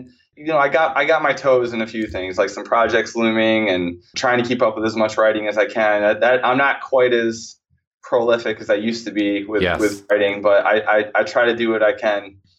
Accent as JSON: {"language": "English", "town": "Groton", "region": "New York", "country": "United States", "tie": "born or raised there", "said": "I am from a very small town in central New York, Groton, New York, to be clear."}